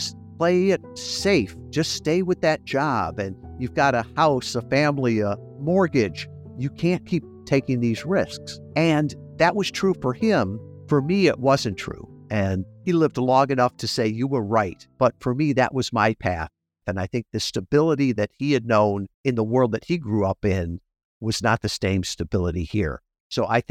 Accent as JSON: {"language": "English", "area": "suburbs of Chicago", "region": "Illinois", "country": "United States", "tie": "born or raised there", "moved": "as an adult", "said": "I grew up in Mayberry, out in the suburbs of Chicago"}